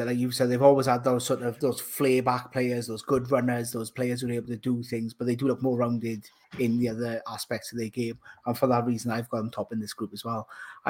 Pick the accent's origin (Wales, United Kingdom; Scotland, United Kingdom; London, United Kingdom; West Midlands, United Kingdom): Wales, United Kingdom; As a Welshman